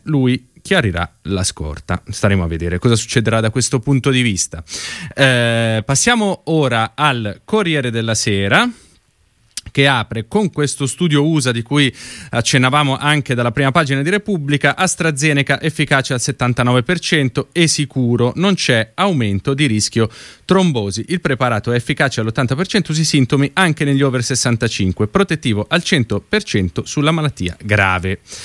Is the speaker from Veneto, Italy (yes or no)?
no; Lombardy, Italy; sono lombardo anch'io come lei